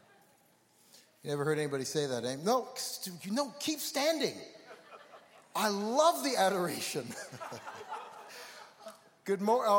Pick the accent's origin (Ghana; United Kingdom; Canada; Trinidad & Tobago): Canada; Toronto, Ontario; I'm from Toronto